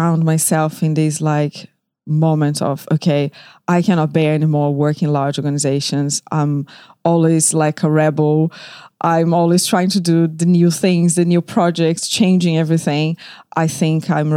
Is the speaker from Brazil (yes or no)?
yes; Rio de Janeiro, Brazil; moved away as an adult; now in London, United Kingdom; I was born in Rio de Janeiro, Brazil, and I moved to London 13 years ago